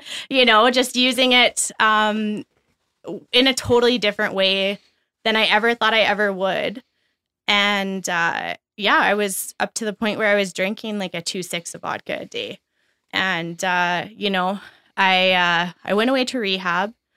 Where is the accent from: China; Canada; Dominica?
Canada; Brooks, Alberta; also born or lived in Red Deer; I grew up in Brooks, Alberta.